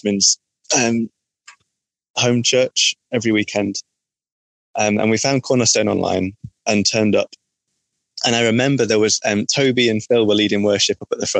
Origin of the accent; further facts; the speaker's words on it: Chorley, North West England, United Kingdom; moved away as an adult; also born or lived in Gillingham; I grew up in Chorley, which is near Manchester. So that's the reason for my accent.